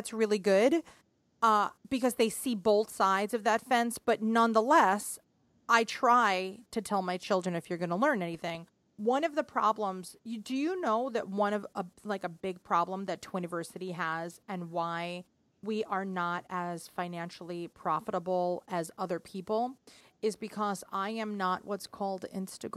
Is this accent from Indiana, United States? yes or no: no; New York City, New York, United States; the city